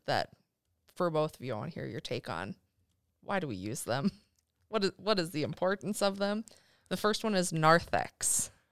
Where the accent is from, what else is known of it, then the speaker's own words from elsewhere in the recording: Midwest, United States; growing up, it was either, yep, you're Catholic or you're Lutheran, 'cause I'm from the Midwest